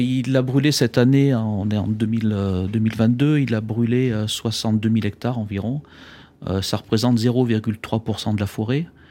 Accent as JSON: {"language": "French", "region": "Auvergne-Rhône-Alpes", "country": "France", "said": "je suis auvergnat"}